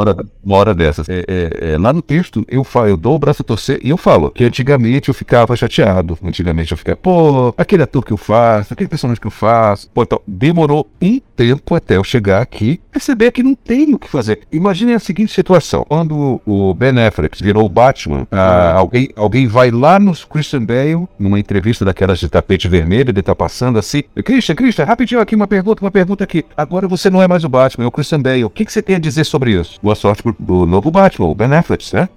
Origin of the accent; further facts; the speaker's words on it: Pará, Brazil; eu sou paraense